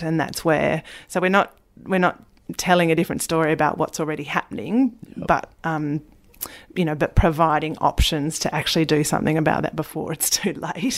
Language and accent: English; Tasmania, Australia; growing up in Tasmania, spending so much time in the bush and on and under the water